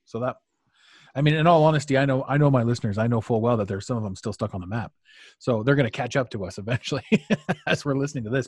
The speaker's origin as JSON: {"language": "English", "country": "Canada", "said": "I'm Canadian"}